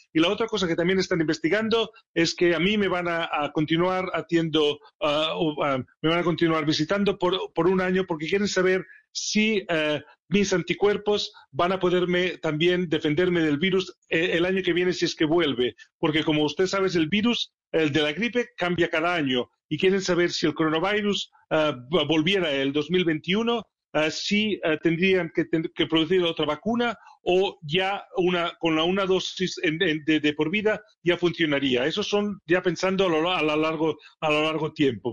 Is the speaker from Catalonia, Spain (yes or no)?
yes; Barcelona, Catalonia, Spain; moved away as an adult; also born or lived in Sheffield, England; now in England, United Kingdom; Barcelona, es mi ciudad natal